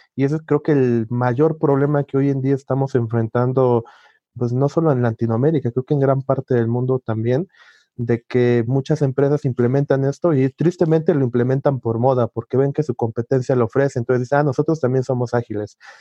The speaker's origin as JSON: {"language": "Spanish", "country": "Mexico", "said": "Soy mexicano."}